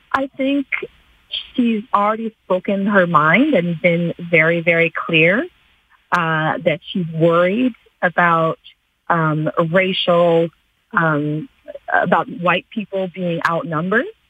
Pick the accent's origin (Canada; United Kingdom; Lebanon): Canada; a Canadian born and raised in this country